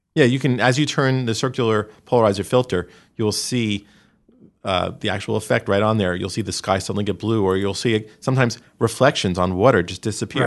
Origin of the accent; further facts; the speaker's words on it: New York, United States; growing up in New York